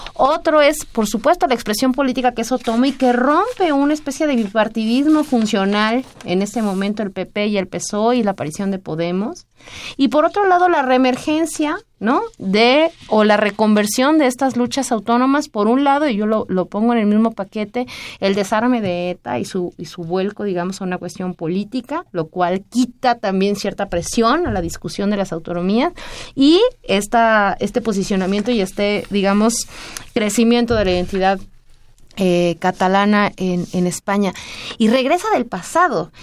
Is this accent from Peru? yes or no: no; Mexico